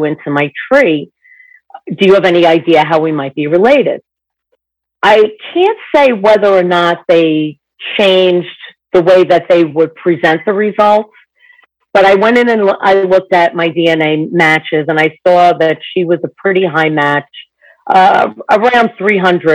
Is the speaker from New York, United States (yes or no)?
yes; New York City, New York, United States; I'm 60, and I am from New York City.